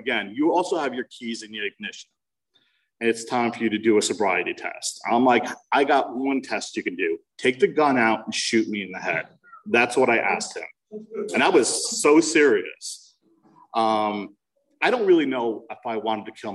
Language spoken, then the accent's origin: English; New Jersey, United States; I'm from New Jersey